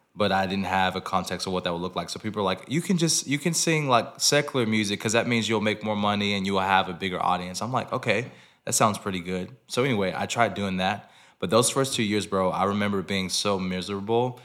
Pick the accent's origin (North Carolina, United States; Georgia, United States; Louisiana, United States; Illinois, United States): Georgia, United States; Lawrenceville; moved away; also born or lived in Nashville; I'm from Lawrenceville, Georgia, which is thirty minutes, uh, north of Atlanta.